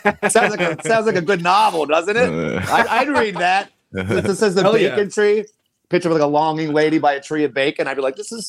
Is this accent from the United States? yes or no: yes; Wilkes-Barre, Scranton area, Northeast Pennsylvania, United States; Northeast, Wilkes-Barre, Scranton area.